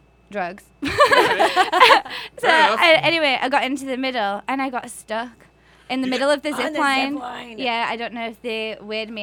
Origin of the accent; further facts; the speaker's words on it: Leeds, Yorkshire and the Humber, United Kingdom; moved away as an adult; also born or lived in Dubai / Florida; now in Las Vegas, United States; I'm from Leeds, England